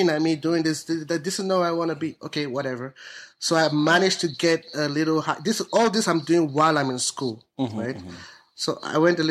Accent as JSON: {"language": "English", "country": "Nigeria", "moved": "yes", "said": "I'm Nigerian"}